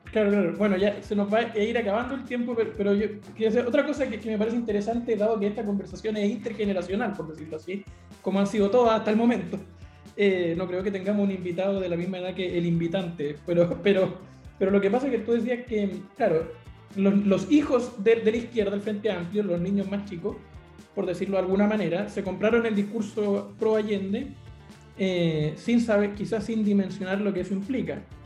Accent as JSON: {"language": "Spanish", "town": "Concepción", "region": "Biobío", "country": "Chile", "moved": "yes", "said": "Concepción, eh, mi ciudad de origen"}